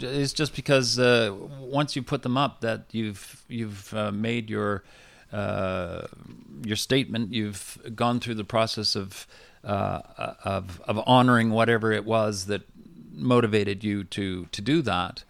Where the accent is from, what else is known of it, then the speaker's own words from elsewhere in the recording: Vancouver, British Columbia, Canada; also born or lived in New Westminster; I was born and raised in Vancouver